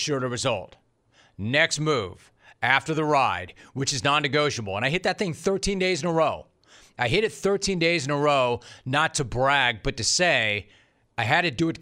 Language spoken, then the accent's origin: English; Los Angeles, California, United States; also born or lived in Orange County; I'm from Los Angeles